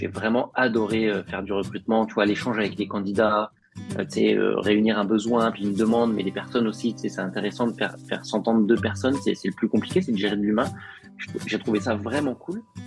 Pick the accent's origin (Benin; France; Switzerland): France; Picardy, Hauts-de-France; moved away as an adult; also born or lived in Paris; now in Montreal, Canada; moi je suis originaire de Picardie